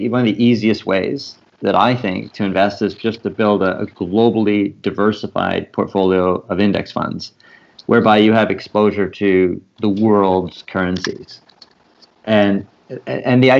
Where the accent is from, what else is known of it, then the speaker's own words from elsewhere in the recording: Canada; as a Canadian